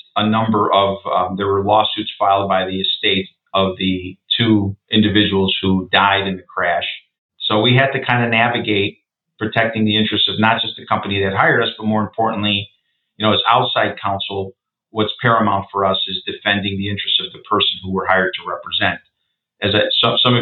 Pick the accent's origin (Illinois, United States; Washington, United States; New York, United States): Illinois, United States; suburbs of Chicago; came back out to my hometown, which is the suburbs of Chicago